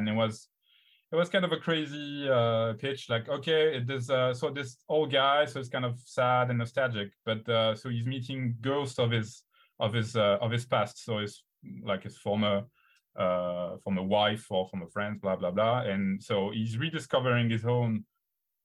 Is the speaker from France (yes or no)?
yes; France; we're French